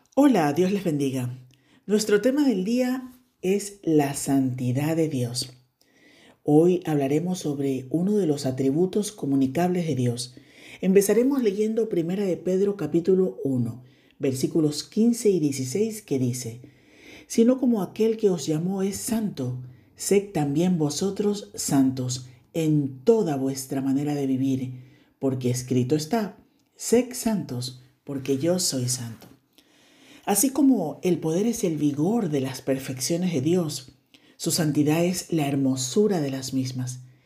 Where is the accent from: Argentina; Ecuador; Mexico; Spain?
Ecuador; Y se ha convertido en una frase eh, típica en mi país